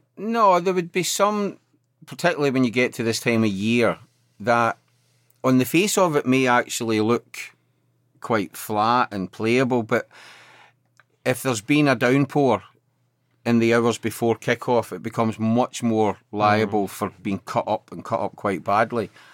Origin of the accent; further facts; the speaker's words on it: Glasgow, Scotland, United Kingdom; growing up in Glasgow